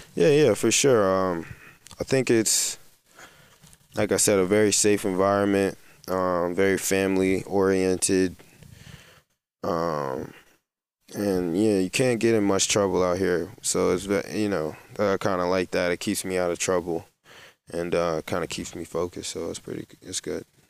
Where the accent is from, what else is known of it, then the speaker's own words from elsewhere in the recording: New Jersey, United States; moved away as an adult; now in Ostend, Belgium; I'm from New Jersey